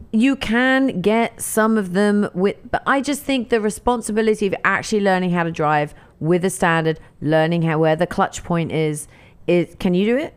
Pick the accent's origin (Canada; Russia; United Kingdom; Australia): United Kingdom; England; now in United States; I grew up in England